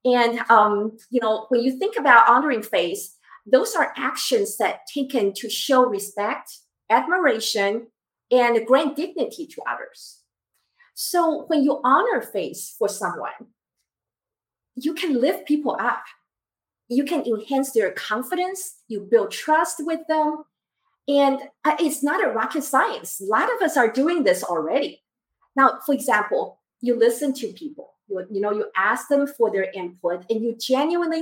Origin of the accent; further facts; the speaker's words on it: Taiwan; moved away; I grew up in Taiwan.